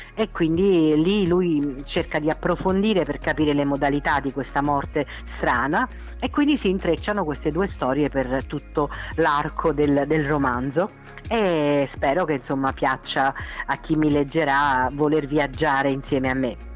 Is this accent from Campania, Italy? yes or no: yes; Nocera Inferiore, Campania, Italy; also born or lived in Naples; io non sono napoletana, lo sai, sono saler- di Nocera inferiore, no? Sì. provincia di Salerno